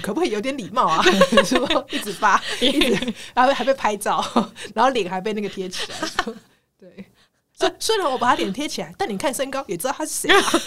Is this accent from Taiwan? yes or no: yes; Taiwan; 我们台湾人